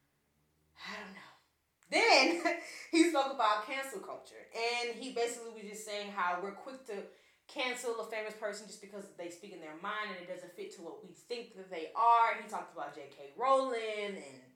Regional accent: Hammond, Louisiana, United States; I'm from Hammond, Louisiana

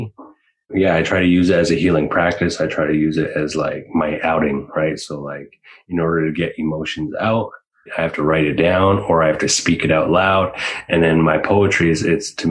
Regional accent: Ahousaht First Nation, Vancouver Island, British Columbia, Canada; now in Seattle, United States; I'm originally from Ahauset First Nation, which is off the coast of Vancouver Island.

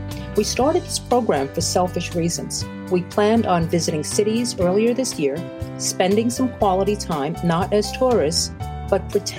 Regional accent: New York City, New York, United States; also born or lived in Brazil; I'm Asian, born in Brazil, South America, and grew up in Flatbush, Brooklyn.

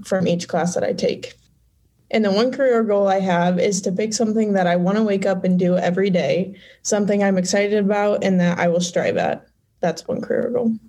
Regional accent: Fairbury, Illinois, United States; I was born and raised in Fairbury, Illinois

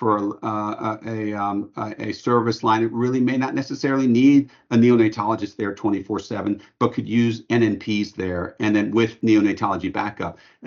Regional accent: New Orleans, Louisiana, United States; we're from New Orleans

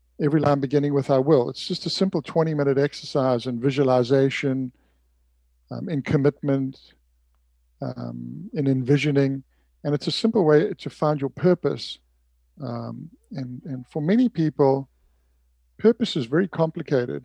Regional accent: Durban, KwaZulu-Natal, South Africa; moved away as an adult; now in Santa Barbara, United States; I grew up in Durban, went to school there, went to university there

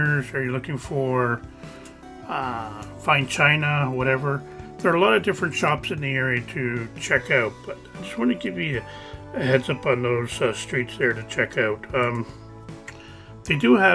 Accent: Canada; we're from Canada.

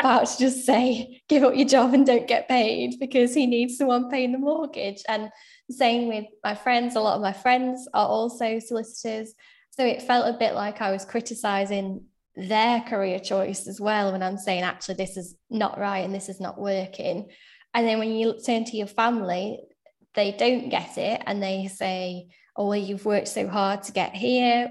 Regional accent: Sheffield, Yorkshire and the Humber, United Kingdom; moved away as an adult; now in Manchester, United Kingdom; I'm originally from Sheffield, now living in Manchester.

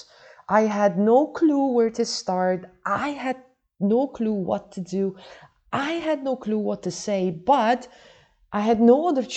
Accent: Poland; now in Dubai, United Arab Emirates; Originally, I am from Poland, not Holland, Poland, but for the past 20 years, I have been living and working in Dubai.

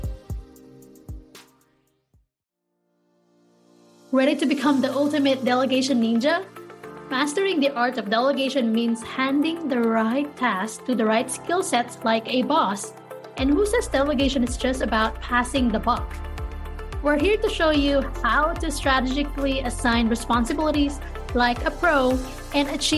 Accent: Manila, Metro Manila, Philippines; born or raised there; now in United States

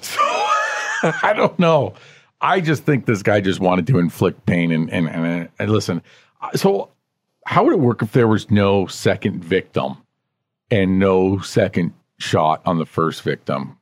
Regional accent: Canada

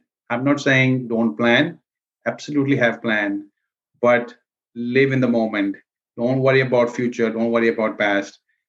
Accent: India; moved away as an adult; also born or lived in New York City; now in United States; I was born and raised in India. And I came here actually to New York City in 91 to pursue my MBA

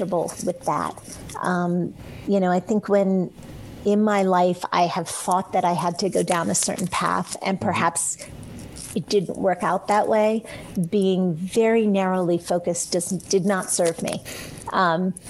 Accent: D.C., District of Columbia, United States; I grew up outside of Washington, D.C.

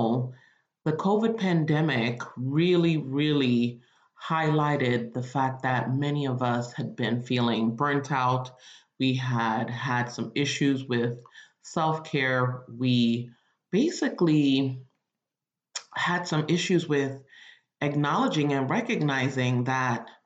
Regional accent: Nigeria; I'm Nigerian

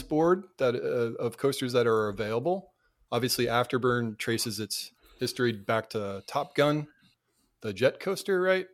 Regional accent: Cape Cod, Massachusetts, United States; moved away; also born or lived in North Carolina; Cape Cod, Massachusetts

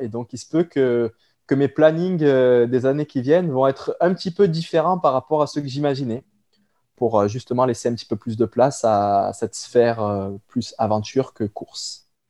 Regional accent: France; moved away as an adult; now in Quebec, Canada; je suis originaire de la France

